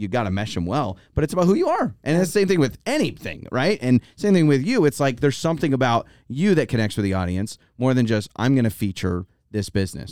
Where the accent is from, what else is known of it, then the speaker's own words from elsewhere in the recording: North Idaho, United States; moved away as an adult; also born or lived in Troy, Idaho; now in Boise, United States; we grew up in North Idaho 'cause my dad taught at the University of Idaho